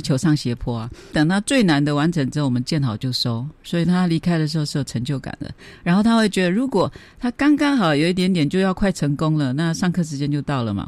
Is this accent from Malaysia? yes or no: no; Taitung, Taitung County, Taiwan; 我现在我们台东的圣母医院工作了两年。我的老板，一个修女，蔡修女，鼓励我出国的